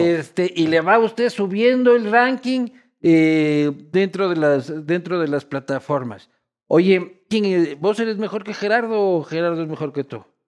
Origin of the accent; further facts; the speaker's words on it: Quito, Pichincha, Ecuador; yo vivía en Quito, yo nací en Quito